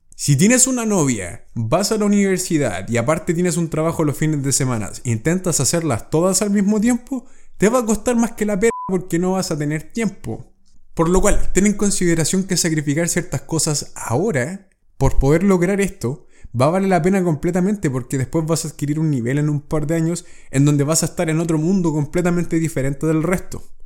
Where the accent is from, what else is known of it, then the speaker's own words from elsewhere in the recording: Chile; Cuando viajé por primera vez a Estados Unidos y salí de Chile